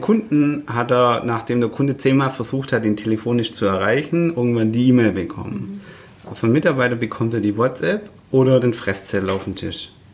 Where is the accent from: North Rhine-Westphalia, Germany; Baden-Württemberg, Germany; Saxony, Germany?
Baden-Württemberg, Germany; Nürtingen; also born or lived in Stuttgart; ich ähm, bin tatsächlich Stuttgarter, äh, aber in der Nähe von Stuttgart geboren, mhm. in, in Nürtingen